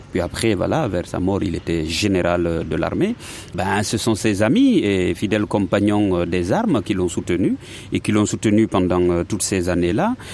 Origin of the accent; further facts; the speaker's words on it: Guinea; moved away; moi c'est en ce moment-là que je suis parti de la Guinée